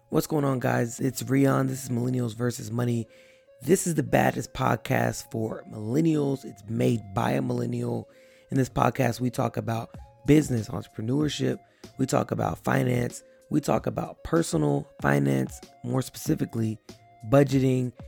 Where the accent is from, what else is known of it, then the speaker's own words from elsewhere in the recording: Texas, United States; I'm in an area here in my hometown